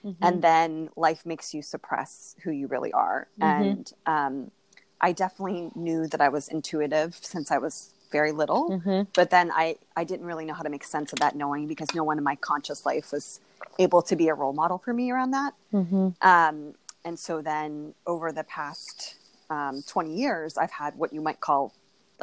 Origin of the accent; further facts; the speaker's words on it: Moon Township, Pennsylvania, United States; moved away as an adult; also born or lived in Uniontown, Pennsylvania; now in Silver Spring, United States; I grew up in Moon Township